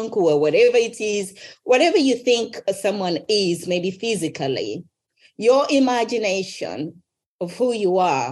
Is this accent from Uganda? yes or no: yes; Uganda; I was raised in Uganda